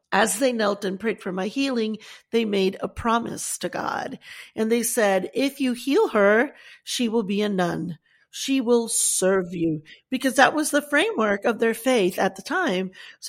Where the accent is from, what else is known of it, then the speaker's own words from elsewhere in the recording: Fort Dix, New Jersey, United States; also born or lived in Stuttgart, Germany / Puerto Rico; Well, I was born in Germany in Stuttgart. My dad was in the Army, U.S. Army for 27 years, served proudly, and we all, you know, love our military and whatnot, all branches. Then we moved to New Jersey, to Fort Dix, then to Puerto Rico after my father retired.